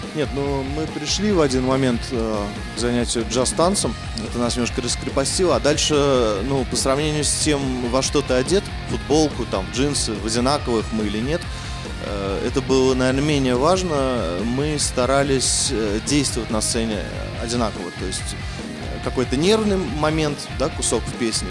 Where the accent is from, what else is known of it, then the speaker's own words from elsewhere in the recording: Tashkent, Uzbekistan; now in Moscow, Russia; там же, где мы и родились с Сергеем, в Ташкенте, в Советском Союзе